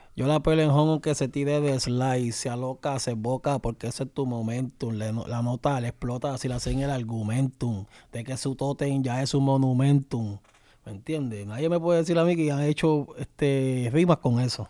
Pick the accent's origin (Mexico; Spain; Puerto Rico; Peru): Puerto Rico; donde yo me crié, ahí en Canal